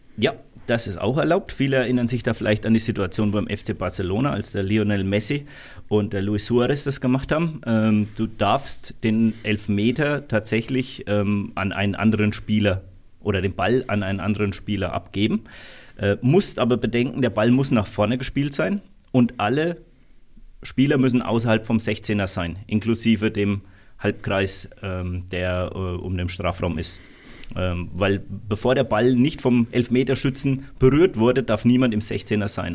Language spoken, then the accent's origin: German; Lower Franconia, Rhön, Bavaria, Germany; hier bei uns in Unterfranken in der Rhön